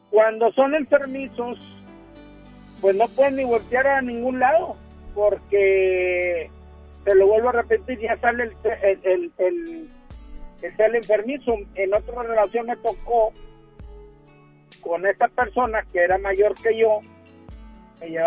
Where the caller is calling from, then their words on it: Monterrey, Nuevo León, Mexico; vengo de la parte norponiente de, de la ciudad de Monterrey